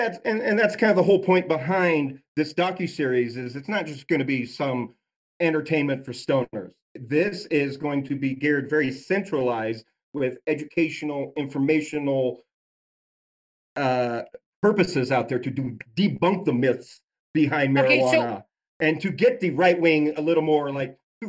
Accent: Utah, United States; I was raised Mormon in Utah

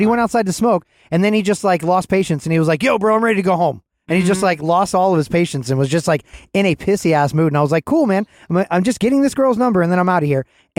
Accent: Atlanta, Georgia, United States; I was from Atlanta.

